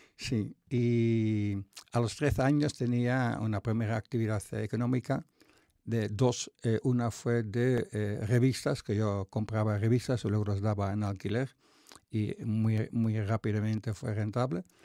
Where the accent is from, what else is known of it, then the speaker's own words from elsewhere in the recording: North Brabant, Netherlands; Spanish is a second language; moved away as an adult; soy de Países Bajos, un pueblo de 20.000 habitantes